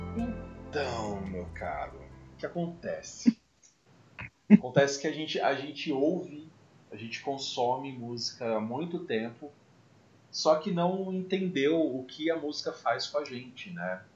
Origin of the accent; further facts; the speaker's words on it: Mococa, São Paulo, Brazil; Eu sou de Mococa.